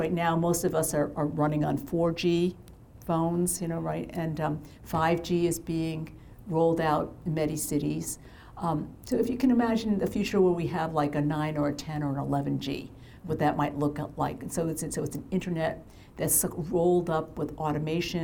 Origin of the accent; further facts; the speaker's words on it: Massachusetts, United States; in my hometown of my home state of Massachusetts